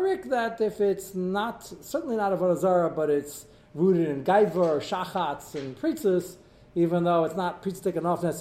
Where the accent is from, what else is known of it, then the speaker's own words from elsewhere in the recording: United States; I'm American, I'm embedded in society